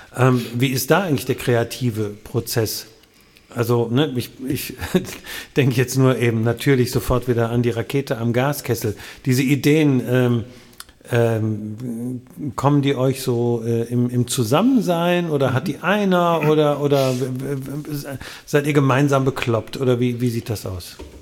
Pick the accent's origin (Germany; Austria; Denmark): Germany; Wuppertal, North Rhine-Westphalia; In, in der Landesfrauenklinik, natürlich, in Wuppertal